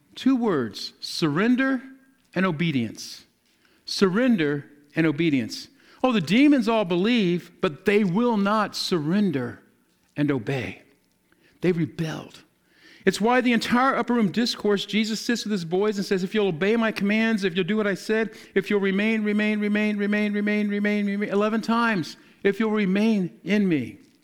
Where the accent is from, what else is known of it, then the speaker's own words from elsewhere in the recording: the South, United States; I'm, I'm from the South